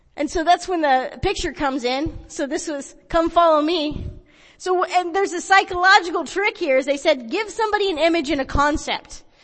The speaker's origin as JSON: {"language": "English", "town": "Porterville", "region": "California", "country": "United States", "tie": "born or raised there", "also_born_or_lived": "Visalia, California", "said": "I grew up in Visalia and Porterville"}